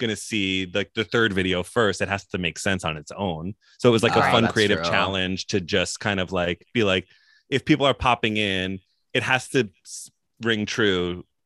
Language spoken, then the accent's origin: English; New York, United States; moved away as an adult; also born or lived in Los Angeles; now in North Carolina, United States; I'm from New York